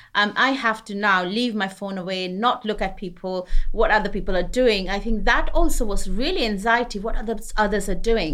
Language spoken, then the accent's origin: English; West Bengal, India; also born or lived in Punjab; now in United Kingdom; I grew up to a Punjabi family, but I grew up in West Bengal.